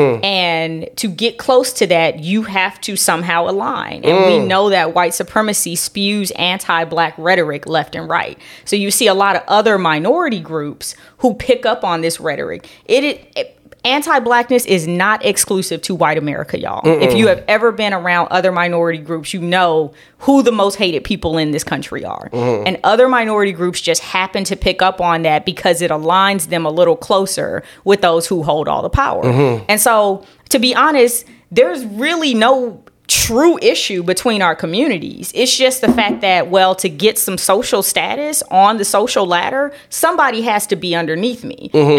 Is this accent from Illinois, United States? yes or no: no; Los Angeles, California, United States; And I grew up in Los Angeles.